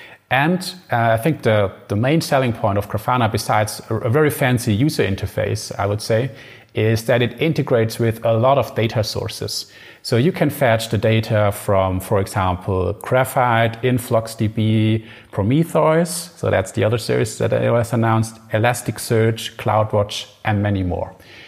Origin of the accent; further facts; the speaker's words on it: Germany; so we are from Germany, and AMG in Germany is fast cars, basically.